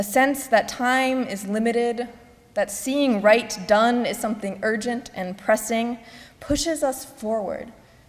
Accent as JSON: {"language": "English", "region": "Missouri", "country": "United States", "said": "my home state of Missouri"}